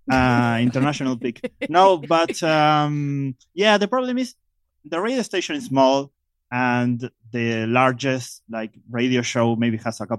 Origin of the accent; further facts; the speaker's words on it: Buenos Aires Province, Argentina; Well, I'm from Buenos Aires, Argentina, actually in the outskirts of Buenos Aires.